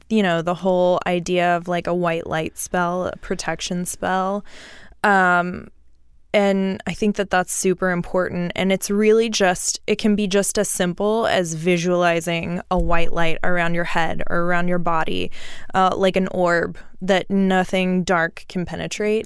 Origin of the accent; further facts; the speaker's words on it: Houston, Texas, United States; I grew up in Houston. Well, like, southeast of Houston, like, swampy